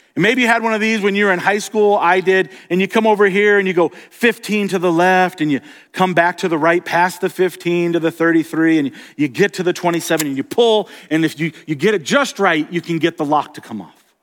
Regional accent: Florida, United States; also born or lived in Colorado; now in Montana, United States; I grew up in Florida where it's very, very flat.

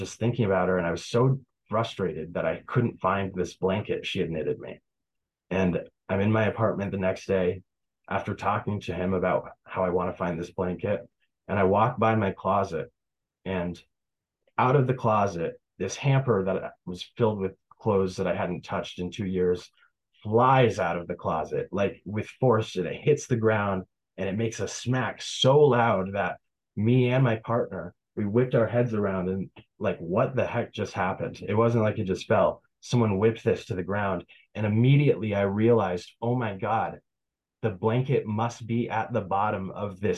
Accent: Tupper Lake, New York, United States; building my business in Tupper Lake in my hometown

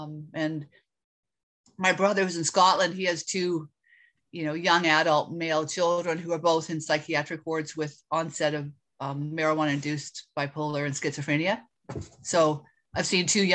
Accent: Canada; I am Canadian.

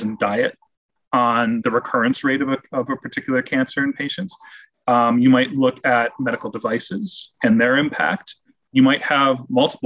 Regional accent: Rochester, New York, United States; moved away; my hometown of Rochester, New York

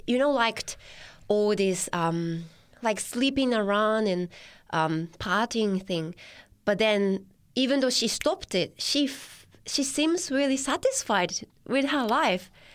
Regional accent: Tochigi, Japan; English is a second language; moved away as an adult; now in Newcastle, Australia; I was born in Tochigi, which is three hours north from Tokyo.

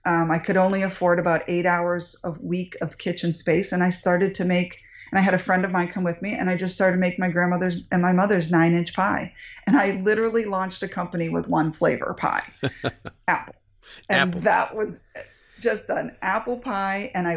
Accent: New England, United States; now in Northern California, United States; I grew up in New England

